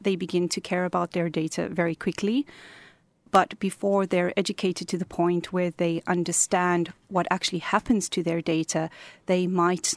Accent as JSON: {"language": "English", "country": "South Africa", "moved": "as an adult", "lives_now": "Cork, Ireland", "said": "I'm originally from South Africa. We arrived here 2 years ago"}